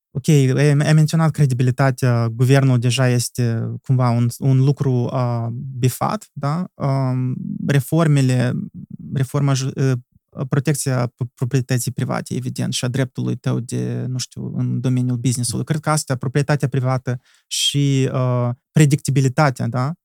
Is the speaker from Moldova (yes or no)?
yes; Moldova; suntem moldoveni